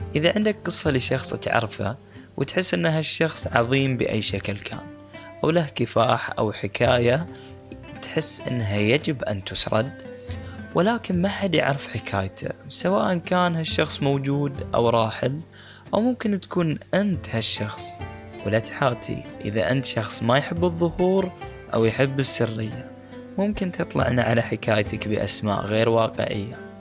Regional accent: Bahrain; أنا من البحرين والغوص مهنة الأجداد

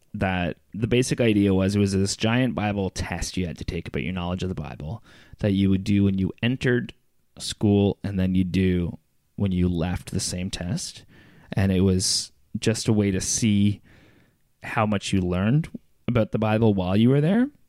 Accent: Brockville, Ontario, Canada; moved away; my hometown, Brockville

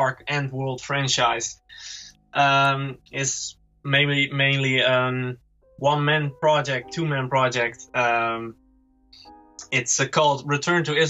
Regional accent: Netherlands; We're from the Netherlands

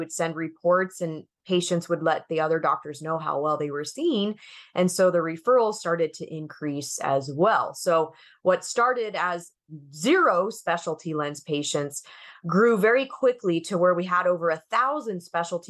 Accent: Arizona, United States; I moved back to my hometown in Arizona, and I just joined my childhood optometrist

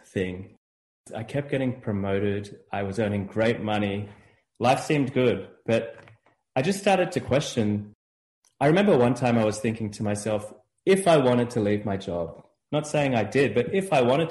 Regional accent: Australia; moved away as an adult; also born or lived in Chicago; now in United States; I'm from Australia. I grew up in Australia.

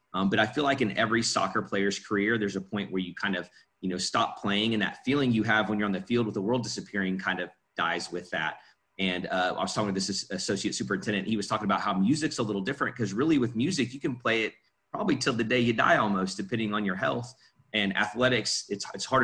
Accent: Oklahoma, United States; also born or lived in Illinois; I moved to Oklahoma when I was five from Illinois

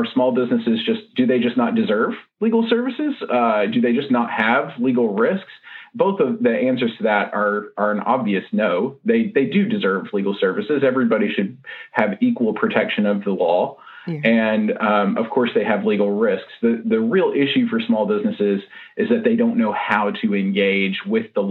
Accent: Nashville, Tennessee, United States; I'm from Nashville, Tennessee, or the greater Nashville area, and our office is on West End Avenue in Nashville

